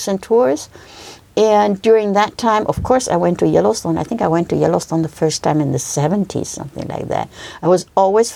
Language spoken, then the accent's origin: English; Germany; I grew up in Germany